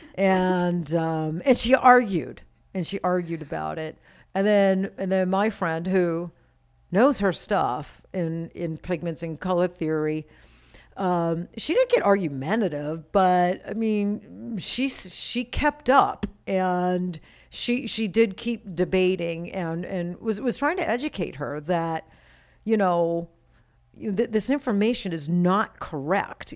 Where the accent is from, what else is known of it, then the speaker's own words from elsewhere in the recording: Maine, United States; now in Las Vegas, United States; I grew up in Maine.